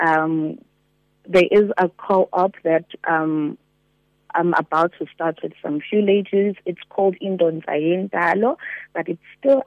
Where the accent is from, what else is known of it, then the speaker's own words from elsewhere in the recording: Durban, KwaZulu-Natal, South Africa; I was born and raised in Durban, KwaZulu-Natal, in a small location called Lamontville